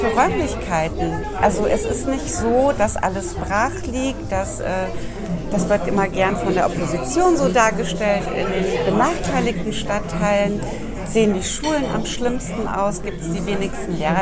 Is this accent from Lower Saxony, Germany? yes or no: yes; southern Lower Saxony, Germany; now in Bremen, Germany; Ich bin in Südniedersachsen aufgewachsen. Ich bin ah, keine ah, ja. gebürtige Bremerin, aber ich würde sagen, ich bin Bremerin